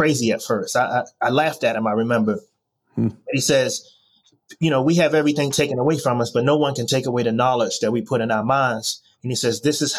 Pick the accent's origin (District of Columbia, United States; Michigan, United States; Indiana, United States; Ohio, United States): District of Columbia, United States; Washington; moved away; also born or lived in Miami / Baltimore / New York; I was born in Washington, D.C., and grew up under difficult circumstances back in the late 80s and early 90s